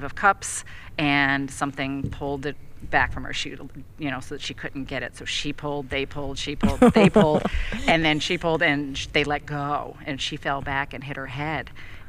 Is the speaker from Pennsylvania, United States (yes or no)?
no; Troy, New York, United States; We're from Troy.